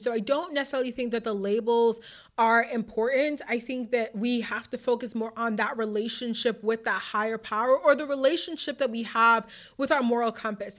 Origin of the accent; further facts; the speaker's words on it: Massachusetts, United States; my hometown of whatever, my home state